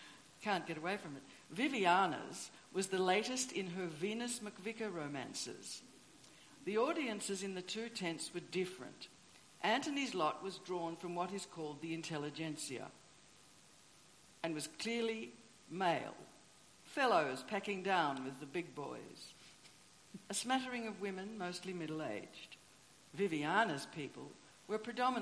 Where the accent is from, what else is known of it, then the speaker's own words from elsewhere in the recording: Tasmania, Australia; moved away; I grew up in Tasmania